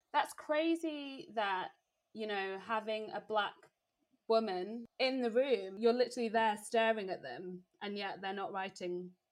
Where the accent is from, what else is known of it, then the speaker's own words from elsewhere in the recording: Wakefield, Yorkshire and the Humber, United Kingdom; accent: northern; also born or lived in Nigeria; a northern girl, actually. I was born in Nigeria. And mm-hmm. then my family, for some reason, moved to the city of Wakefield in West Yorkshire